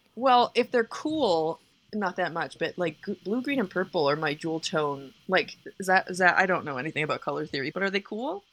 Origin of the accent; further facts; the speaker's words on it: Canada; moved away; I'm just Canadian